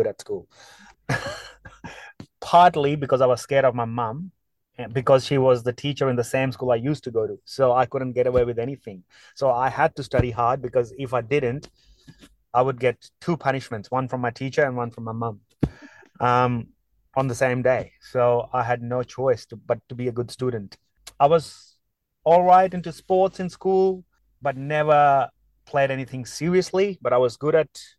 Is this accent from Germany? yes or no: no; Amritsar, Punjab, India; moved away; I grew up in India, a quaint town called Amritsar.